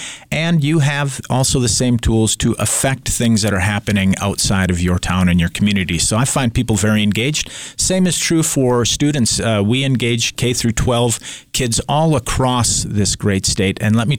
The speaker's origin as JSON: {"language": "English", "town": "Fergus Falls", "region": "Minnesota", "country": "United States", "tie": "born or raised there", "also_born_or_lived": "Myanmar", "moved": "as an adult", "lives_now": "Missoula, United States", "said": "I grew up in Minnesota, in a small town in western Minnesota, home of the world's largest otter, Fergus Falls."}